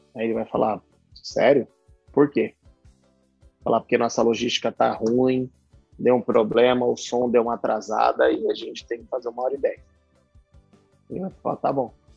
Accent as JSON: {"language": "Portuguese", "area": "Pirituba", "region": "São Paulo", "country": "Brazil", "said": "eu, de onde eu vim, o certo era eu trabalhar numa fábrica de instrumento cirúrgico e ficar por Pirituba mesmo."}